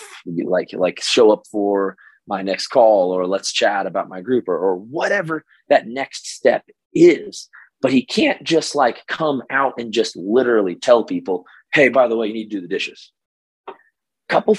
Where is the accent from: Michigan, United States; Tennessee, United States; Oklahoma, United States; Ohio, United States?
Oklahoma, United States; this is my Oklahoma voice, even though I'm from Oklahoma